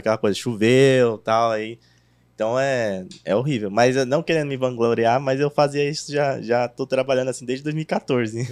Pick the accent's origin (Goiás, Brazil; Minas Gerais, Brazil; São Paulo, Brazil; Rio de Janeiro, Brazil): São Paulo, Brazil; eu sou da Zona Leste ali, Itaquera